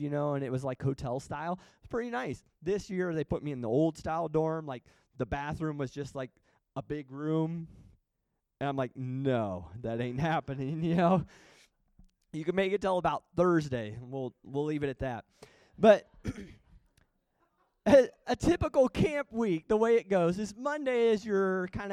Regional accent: Washington, Iowa, United States; also born or lived in Springfield, Missouri; I grew up in Iowa, small town, 8,000 people in our little town of Washington

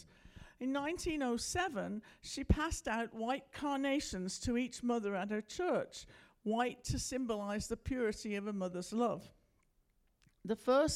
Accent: United Kingdom; moved away as an adult; now in United States; I'm from Britain, you may have figured that out by now, that's why I talk funny.

